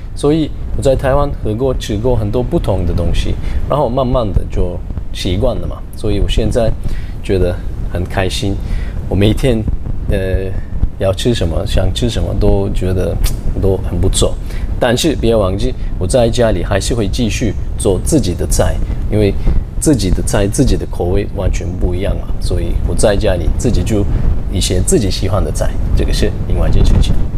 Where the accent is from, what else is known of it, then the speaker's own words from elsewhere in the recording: Turkey; Chinese is a second language; moved away as an adult; now in Taiwan; 我是来自土耳其，我住在台湾十年、十一年